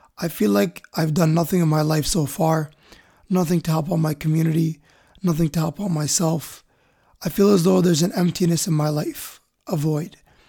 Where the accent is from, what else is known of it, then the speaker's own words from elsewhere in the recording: Misrata, Misrata District, Libya; English is a second language; moved away; I've made many countries and cities my home, but my heart belongs to my hometown, Misrata.